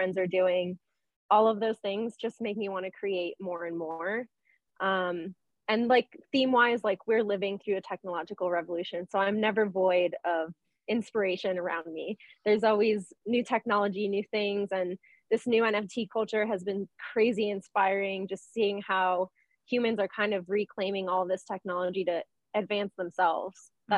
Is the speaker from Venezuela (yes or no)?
yes; Venezuela; I grew up, I'm from Venezuela and my family's Catholic.